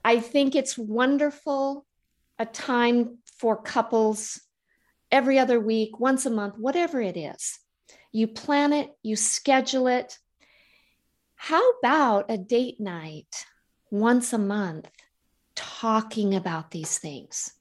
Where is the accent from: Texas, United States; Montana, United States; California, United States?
Montana, United States; moved away; I grew up in Montana and I'll always be a Montana girl